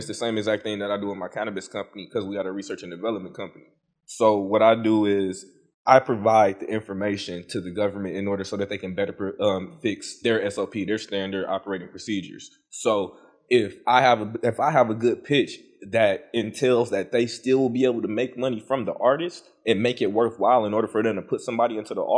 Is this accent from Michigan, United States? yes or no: yes; Detroit, Michigan, United States; I am originally from Detroit, Michigan.